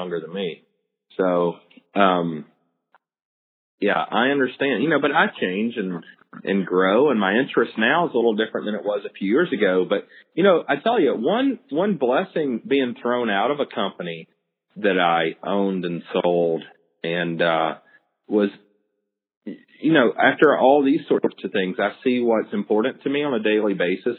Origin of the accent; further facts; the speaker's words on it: the South, United States; me growing up in the South